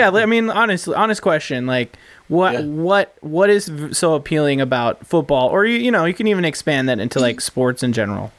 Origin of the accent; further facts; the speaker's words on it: Las Vegas, Nevada, United States; I come from a football family, you know. Albeit we're from Vegas